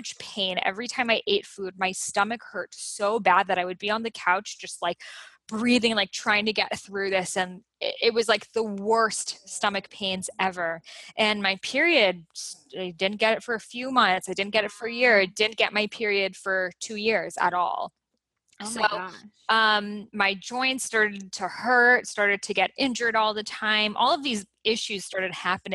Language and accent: English; Boston, Massachusetts, United States; English is a second language; I lived in Boston. I grew up in Boston